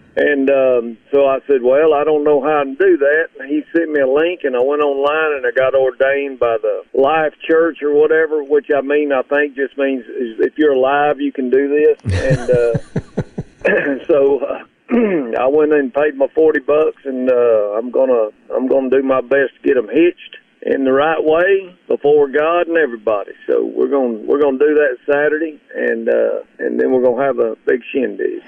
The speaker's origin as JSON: {"language": "English", "region": "Mississippi", "country": "United States", "tie": "born or raised there", "moved": "yes", "said": "your growing up in Mississippi"}